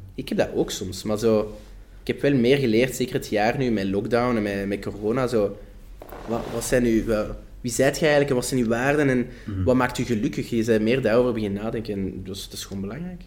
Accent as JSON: {"language": "Dutch", "region": "Flanders", "country": "Belgium", "accent": "Flemish"}